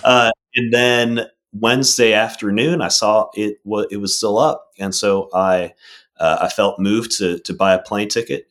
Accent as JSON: {"language": "English", "town": "Arlington", "region": "Virginia", "country": "United States", "tie": "born or raised there", "also_born_or_lived": "Maryland", "moved": "as an adult", "lives_now": "Mississippi, United States", "said": "I grew up in Virginia, um, and up in Arlington, Virginia"}